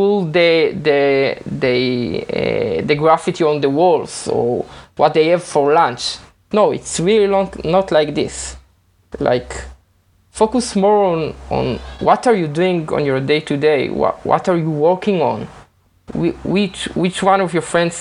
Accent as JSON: {"language": "English", "country": "Israel", "said": "I'm not from America, I'm from Israel."}